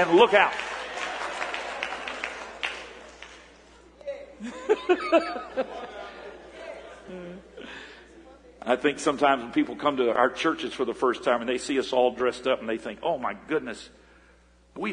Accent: Florida, United States; we grew up in Florida

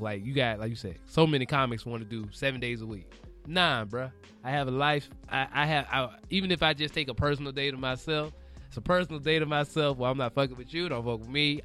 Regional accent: the South, United States; also born or lived in Florida; now in Los Angeles, United States; I'm from the South.

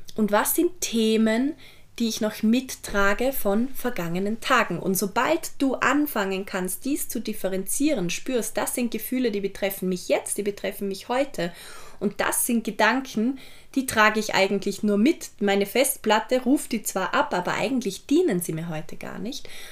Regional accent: Vorarlberg, Austria; ich komme ja aus Vorarlberg

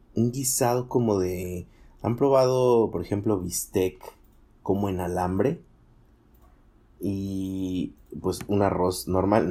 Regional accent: Mexico; como mexicano promedio

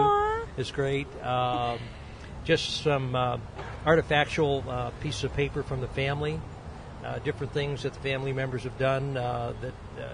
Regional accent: Butler, Pennsylvania, United States; We grew up in Butler.

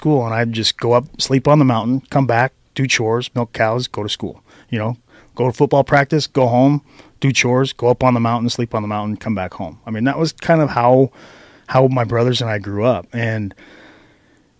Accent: Moore, Idaho, United States; I grew up right in Moore, went to school in Mackey and Arco.

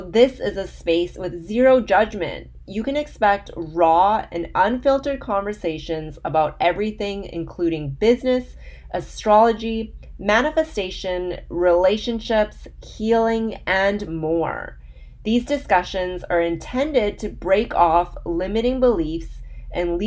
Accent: Vancouver, British Columbia, Canada; Vancouver, which is my hometown

